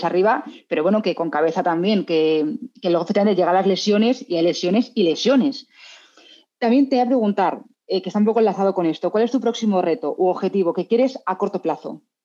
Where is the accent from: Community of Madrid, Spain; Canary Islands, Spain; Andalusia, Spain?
Community of Madrid, Spain; Madrid; now in Salamanca, Spain; Yo soy madrileña, aunque viva en Salamanca